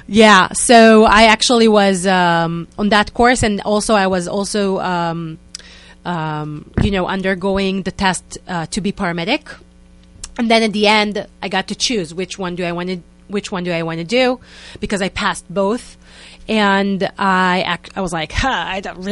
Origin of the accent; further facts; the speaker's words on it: Israel; accent: Israeli; English is a second language; moved away as an adult; now in New York, United States; I moved 5 years ago from Israel, so please excuse me for my Israeli accent